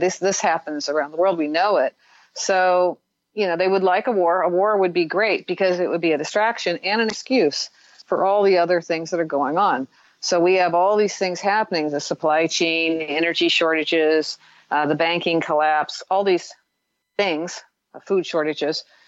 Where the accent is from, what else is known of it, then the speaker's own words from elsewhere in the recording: Midwest, United States; I grew up in the Midwest